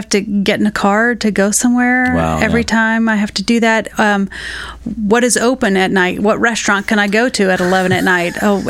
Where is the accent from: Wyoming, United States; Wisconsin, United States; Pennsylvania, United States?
Pennsylvania, United States; outside of Pittsburgh, Western; also born or lived in New York City; I was born and raised in Western Pennsylvania, outside of Pittsburgh, and then I moved to New York City.